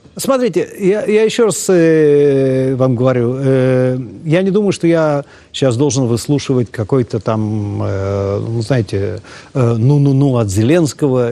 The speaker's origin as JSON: {"language": "Russian", "country": "Ukraine", "tie": "born or raised there", "moved": "yes", "lives_now": "Israel", "said": "я родился на Украине"}